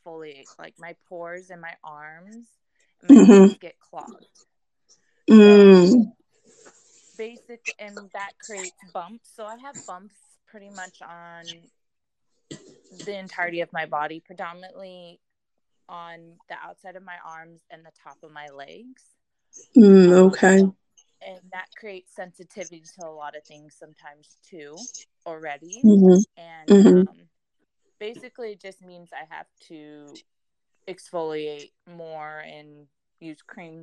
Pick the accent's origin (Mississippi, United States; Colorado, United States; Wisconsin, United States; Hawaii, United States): Hawaii, United States; I grew up in Hawaii, so there's a lot of humidity